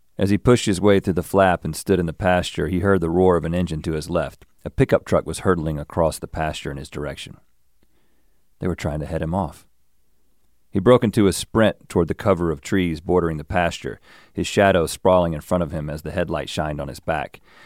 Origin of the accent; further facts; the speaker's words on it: the South, United States; growing up in the South